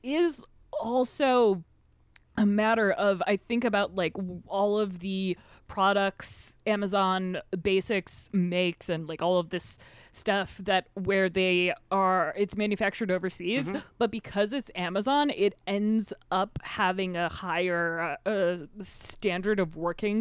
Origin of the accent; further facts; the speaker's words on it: United States; We're American.